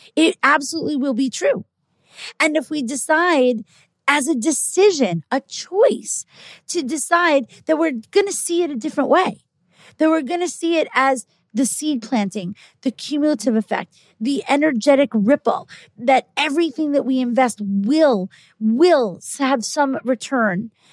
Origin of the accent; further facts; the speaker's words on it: New York, United States; I'm a New Yorker. I live in New York.